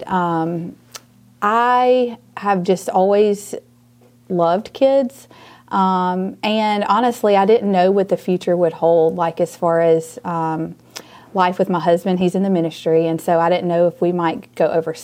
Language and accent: English; Auburn, Alabama, United States; also born or lived in Mobile / Hoover; That's actually my hometown. So that's where I grew up